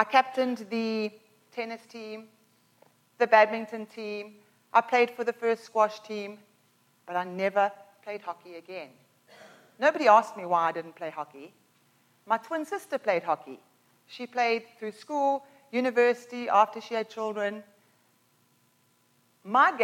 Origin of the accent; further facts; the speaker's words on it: Pinetown, Durban, KwaZulu-Natal, South Africa; now in Canada; When I was 12 years old, I used to live in Pinetown, and we moved from Pinetown to Durban, so basically from like Mississauga to Milton.